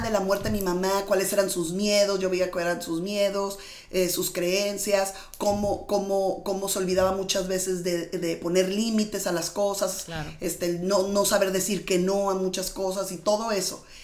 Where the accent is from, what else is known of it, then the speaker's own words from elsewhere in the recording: Mexicali, Baja California, Mexico; yo vengo de Mexicali, yo nací en un pueblito que se llama Mexicali, Baja California